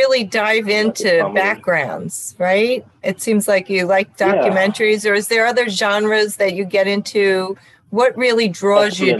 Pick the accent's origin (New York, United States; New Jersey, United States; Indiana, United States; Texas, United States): New York, United States; I'm a New Yorker, so I passed NYU many times.